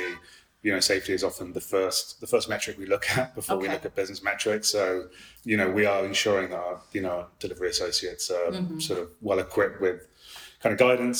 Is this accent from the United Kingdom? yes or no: yes; United Kingdom; as a Brit